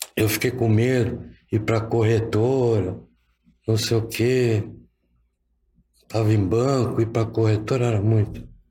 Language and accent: Portuguese; São Paulo, Brazil; com 12 anos, eu fazia um serviço de estafeta que tinha aqui em São Paulo